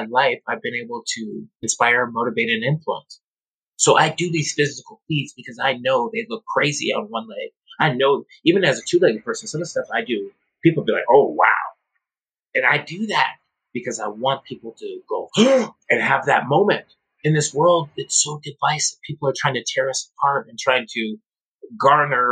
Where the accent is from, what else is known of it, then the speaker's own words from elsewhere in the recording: North Dakota, United States; moved away; I'm from North Dakota